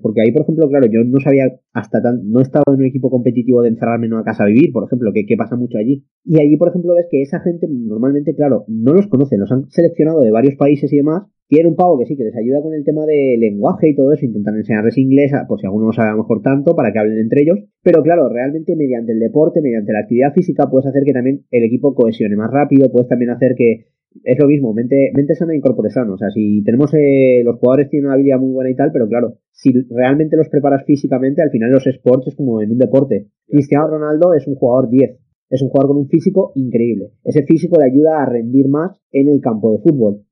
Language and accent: Spanish; a village in Castellón, Valencian Community, Spain; soy de un pueblo de Castellón